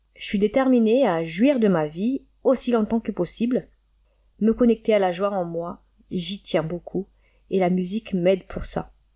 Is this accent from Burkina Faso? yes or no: no; Antananarivo, Analamanga, Madagascar; moved away as an adult; Je suis née à Madagascar et j'ai grandi là-bas jusqu'à mes dix-neuf ans.